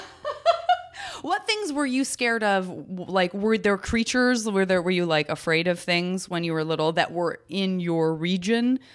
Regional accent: Tucson, Arizona, United States; moved away; I'm from Tucson, and so we would always do what I now realize are, like, very Tucson things

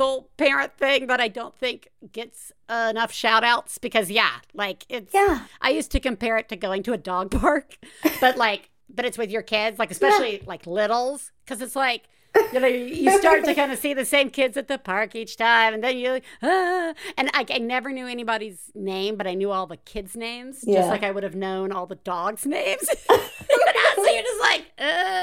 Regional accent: the South, United States; I'm from the South.

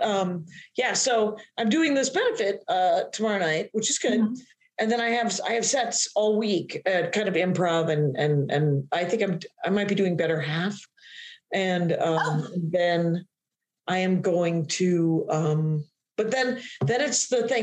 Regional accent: Wisconsin, United States; I'm from Wisconsin

